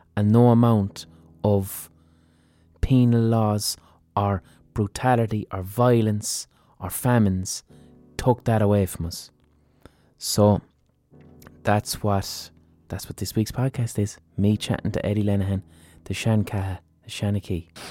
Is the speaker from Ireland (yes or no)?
yes; Ireland; as Irish people